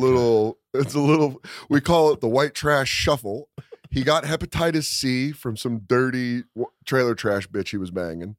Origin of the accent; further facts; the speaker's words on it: Aurora, Colorado, United States; I grew up in Aurora, Colorado